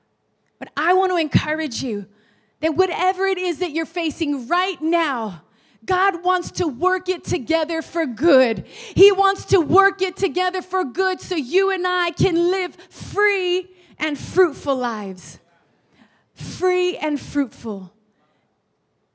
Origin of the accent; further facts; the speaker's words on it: Los Angeles, California, United States; now in England; I was born in Los Angeles, California, and both my mother and my father were from rival gangs in LA.